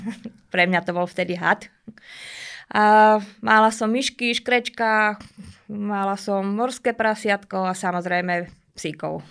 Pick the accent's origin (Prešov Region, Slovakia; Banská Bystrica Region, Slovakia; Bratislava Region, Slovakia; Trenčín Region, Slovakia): Bratislava Region, Slovakia; Bratislava; Pochádzam z mesta, pochádzam z Bratislavy, vyrastala som v paneláku